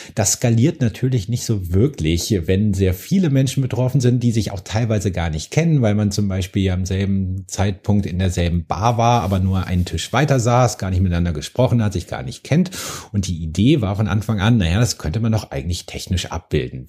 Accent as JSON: {"language": "German", "town": "Bonn", "region": "North Rhine-Westphalia", "country": "Germany", "tie": "born or raised there", "said": "ich komme aus Bonn"}